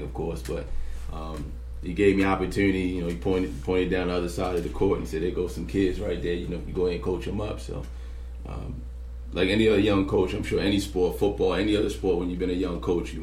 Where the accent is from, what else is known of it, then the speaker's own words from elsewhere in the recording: Baltimore, Maryland, United States; I'm from Baltimore. Went to Baltimore City College High School